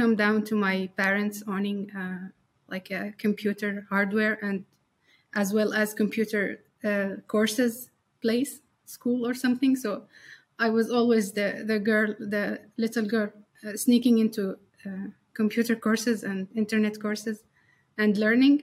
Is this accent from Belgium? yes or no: no; Syria; now in Turkey; I come from Syria. And I've been in Turkey for 10 years